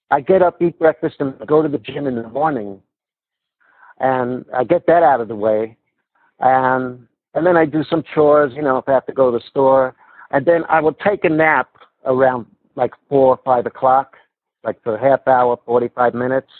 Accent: New York City, New York, United States; now in Las Vegas, United States; when I was growing up in Canarsie, Brooklyn

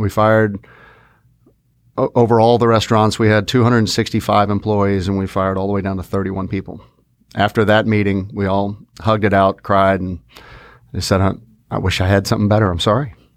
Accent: Fort Worth, Texas, United States; we're from Fort Worth

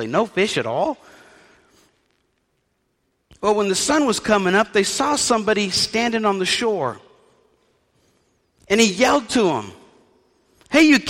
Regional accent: New Orleans, Louisiana, United States; I was raised in New Orleans

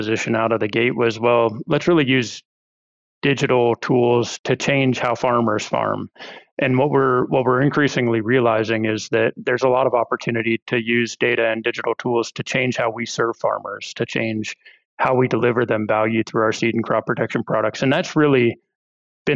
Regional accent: Ohio, United States; moved away as an adult; I grew up farming in Ohio. My family's got a fourth generation corn and soy farm over there

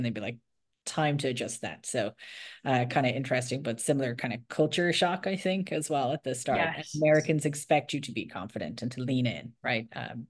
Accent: Ireland; first language English; now in United States; I was obviously came from Ireland, very different. English is our first language.

